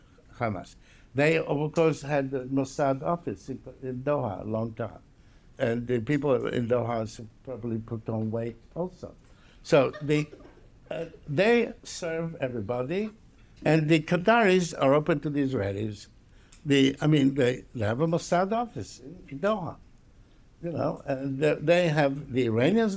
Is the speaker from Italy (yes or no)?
yes; Palermo, Sicily, Italy; moved away; I was brought up in Palermo, Sicily.